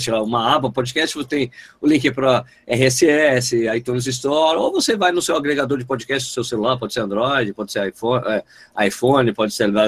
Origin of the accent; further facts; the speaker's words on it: São Paulo, Brazil; born there; Eu não nasci em Pernambuco, infelizmente. Nasci em São Paulo. Mas eu sou sangue 100% pernambucano.